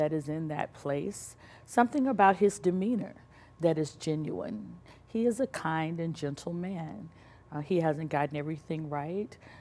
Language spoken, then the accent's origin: English; Birmingham, Alabama, United States; moved away; I'm from Birmingham, Alabama.